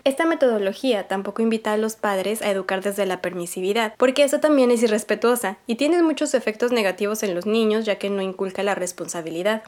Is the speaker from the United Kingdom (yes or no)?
no; Mexico; yo crecí en México en los 90